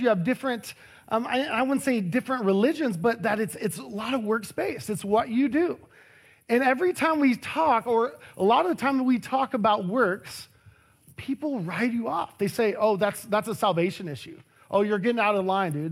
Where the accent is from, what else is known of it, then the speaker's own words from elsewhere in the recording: Harlingen, Texas, United States; moved away as an adult; also born or lived in Austin, Texas; Over two thousand miles is where my hometown is, Harlingen, Texas